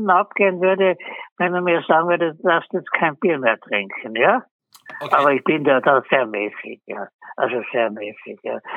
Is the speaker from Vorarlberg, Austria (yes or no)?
no; Tyrol, Austria; ich bin Tiroler